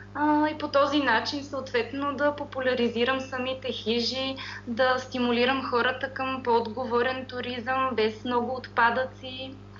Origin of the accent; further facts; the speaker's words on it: Pirdop, Sofia Province, Bulgaria; аз съм от град Пирдоп, който се намира между Средна гора и Стара планина